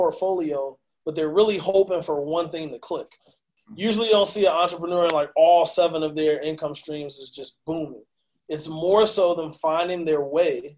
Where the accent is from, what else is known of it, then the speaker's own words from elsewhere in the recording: Chicago, Illinois, United States; moved away as an adult; also born or lived in New York; now in Charlotte, United States; from Chicago. I've been here in Charlotte, North Carolina for about 4 years